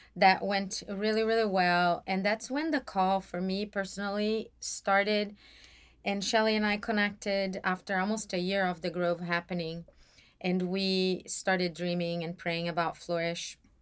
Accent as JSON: {"language": "English", "region": "São Paulo", "country": "Brazil", "tie": "born or raised there", "moved": "as an adult", "lives_now": "Atlanta, United States", "said": "I was born and raised in Brazil, and s-, more specifically, São Paulo."}